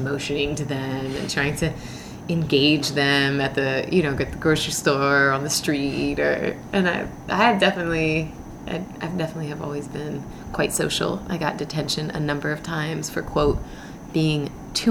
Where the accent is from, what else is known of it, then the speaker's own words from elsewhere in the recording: Philadelphia, Pennsylvania, United States; also born or lived in Birmingham, Alabama / Tennessee / Minnesota / Indiana; growing up in Philly